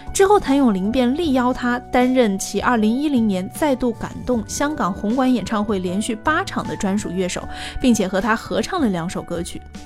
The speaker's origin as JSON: {"language": "Chinese", "town": "Hangzhou", "region": "Zhejiang", "country": "China", "moved": "as an adult", "lives_now": "Hong Kong, China", "said": "我是杭州人，同属江南嘛"}